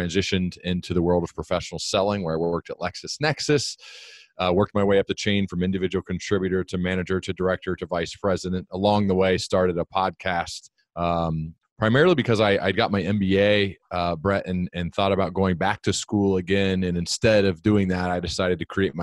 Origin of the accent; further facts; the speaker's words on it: Dayton, Ohio, United States; I grew up here in Dayton, Ohio